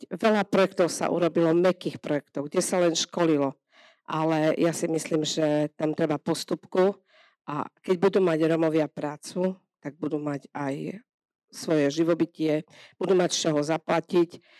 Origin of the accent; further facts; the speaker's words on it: Tomášovce, Slovakia; u nás v Tomášovciach